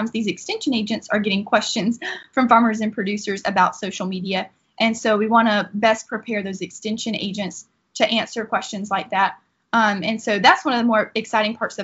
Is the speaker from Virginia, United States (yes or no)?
no; Laurel Hill, Florida, United States; also born or lived in Gainesville, Florida; I am from Laurel Hill, Florida